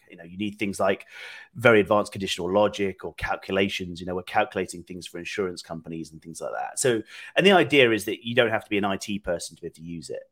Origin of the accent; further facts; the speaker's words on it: United Kingdom; moved away as an adult; now in Austin, United States; I'm originally from the UK, but I've been here about four years now